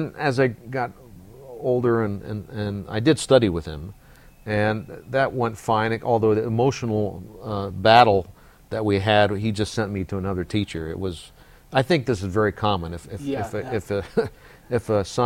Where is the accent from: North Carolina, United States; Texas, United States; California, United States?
California, United States; Bay Area; growing up in the Bay Area